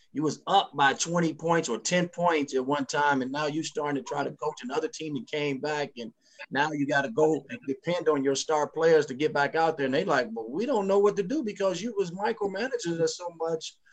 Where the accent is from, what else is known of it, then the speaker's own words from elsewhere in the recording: Chicago, Illinois, United States; I'm from Chicago